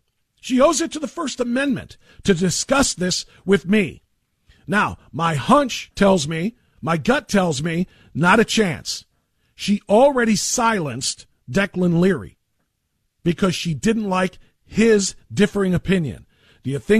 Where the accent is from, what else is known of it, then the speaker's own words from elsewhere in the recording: Elyria, Ohio, United States; my hometown of Elyria, Ohio